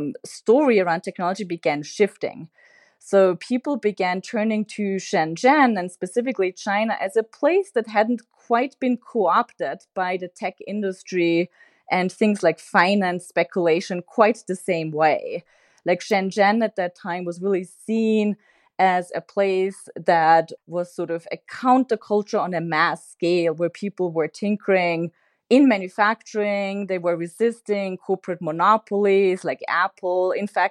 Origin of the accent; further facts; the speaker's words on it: Austria; I'm originally from Austria.